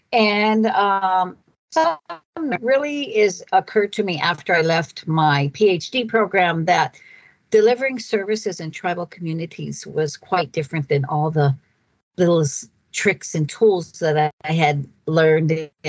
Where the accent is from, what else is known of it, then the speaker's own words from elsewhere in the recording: Browning, Montana, United States; Browning, Montana. Yeah. Until I got much older and had raised five children on the reservation